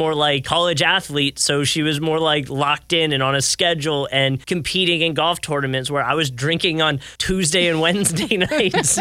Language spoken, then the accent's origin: English; Pennsylvania, United States; moved away as an adult; also born or lived in Florida; I came from Pennsylvania down to Florida to go to college